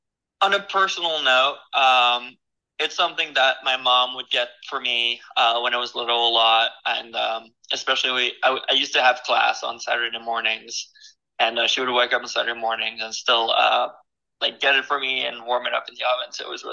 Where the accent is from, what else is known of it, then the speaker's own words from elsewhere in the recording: Paris, Île-de-France, France; moved away; also born or lived in Brittany; I grew up in Paris